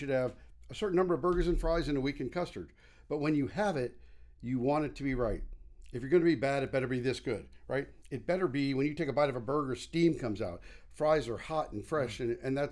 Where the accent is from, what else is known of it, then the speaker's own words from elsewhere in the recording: St. Louis, Missouri, United States; moved away; I grew up in St. Louis, so I grew up on a concept that did steak burgers and frozen custard